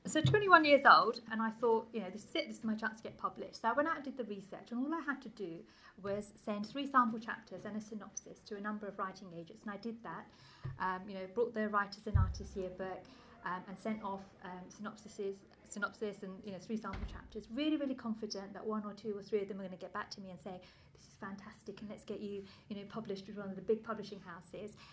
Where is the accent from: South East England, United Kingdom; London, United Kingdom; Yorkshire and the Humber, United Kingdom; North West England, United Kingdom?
London, United Kingdom; English is a second language; I grew up quite close to here. I grew up in Leytonstone, which is just a few miles that way.